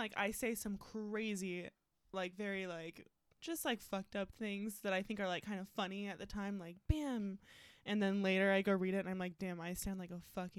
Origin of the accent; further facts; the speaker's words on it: Tacoma, Washington, United States; Tacoma, 253 at heart. Born and raised, baby.